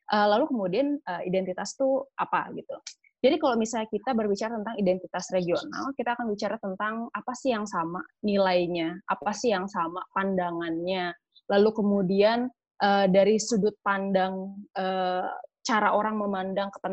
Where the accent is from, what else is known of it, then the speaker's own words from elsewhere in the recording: West Java, Indonesia; identitas saya sebagai orang Sunda misalnya itu lebih dekat dibandingkan misalnya sebagai orang Indonesia